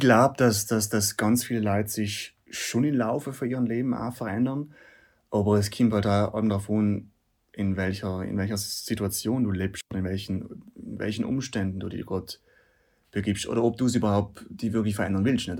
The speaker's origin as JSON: {"language": "German", "area": "South Tyrol", "region": "Trentino-Alto Adige", "country": "Italy", "said": "bei uns daheim in Südtirol"}